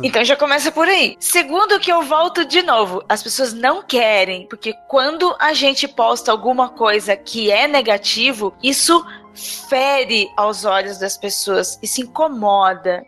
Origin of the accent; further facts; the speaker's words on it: Registro, São Paulo, Brazil; moved away; Lá no Vale do Ribeira, na cidade de Registro, onde eu nasci e minha mãe mora até hoje